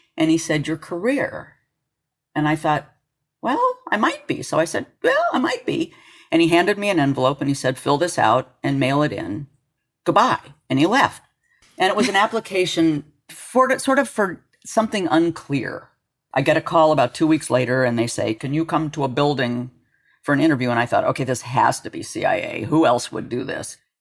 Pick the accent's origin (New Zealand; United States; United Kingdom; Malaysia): United States; Los Alamos, New Mexico; I was born in Los Alamos